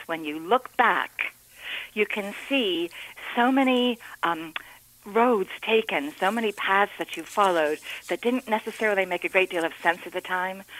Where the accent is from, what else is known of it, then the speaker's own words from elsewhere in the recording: Amsterdam, New York, United States; moved away as an adult; I was born and raised here on Northampton Road in Amsterdam